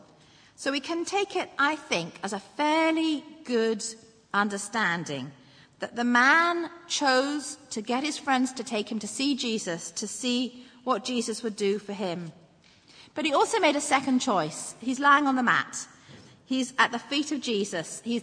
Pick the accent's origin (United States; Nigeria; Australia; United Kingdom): United Kingdom; England; moved away as an adult; now in Northern Ireland, United Kingdom; I was born and brought up in England. I moved over here when I married my husband